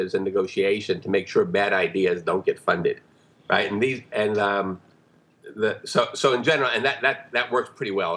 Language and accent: English; New York, United States; I grew up in New York, so it's not exactly rural villages.